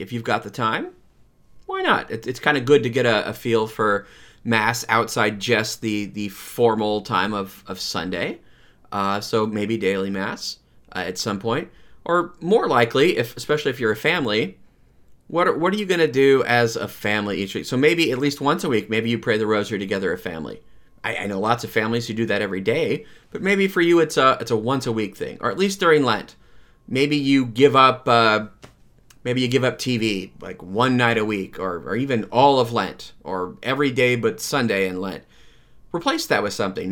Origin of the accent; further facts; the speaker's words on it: Lansing, Michigan, United States; I grew up in Saint, uh, Francis de Sales Parish in Lansing